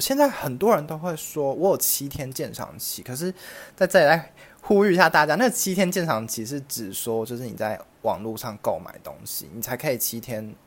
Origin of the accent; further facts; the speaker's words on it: central Taiwan, Taiwan; 我们是中部人嘛，然后我们中部最近的就是星光三月大圆白台中那一间嘛